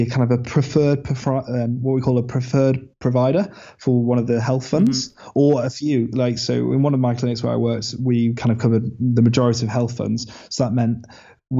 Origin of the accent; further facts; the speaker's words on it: England, United Kingdom; I'm an English dentist, want to move across